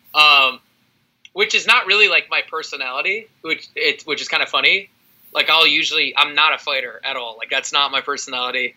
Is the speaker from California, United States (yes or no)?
yes; California, United States; I'm from California.